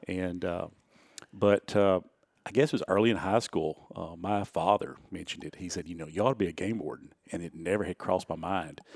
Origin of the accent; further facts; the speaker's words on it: Houston County, Tennessee, United States; I grew up in Houston County, not far from here